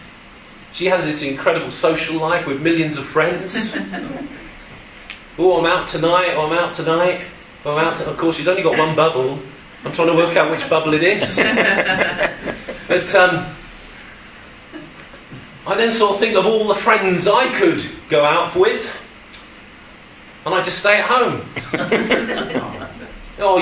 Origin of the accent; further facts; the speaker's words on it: Suffolk, East of England, United Kingdom; moved away; I'm sorry I'm English. I'm sorry I come from across the border. But that's not the fullness of my identity with you. Yes, I was born in Suffolk.